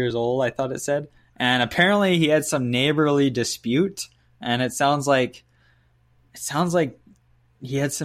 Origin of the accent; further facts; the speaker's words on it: Penticton, British Columbia, Canada; my hometown here